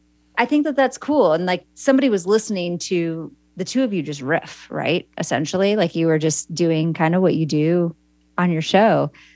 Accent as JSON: {"language": "English", "region": "Midwest", "country": "United States", "said": "I'm from the Midwest"}